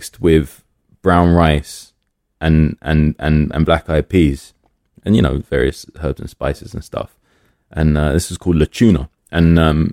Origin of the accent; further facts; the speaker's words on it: London, United Kingdom; I grew up in Willesden